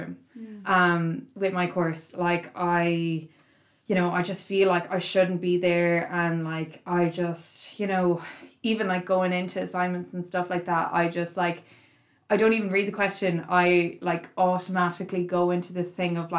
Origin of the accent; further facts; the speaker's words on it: Craughwell, Connacht, Ireland; I'm 21 and I'm from Crockwell in Galway.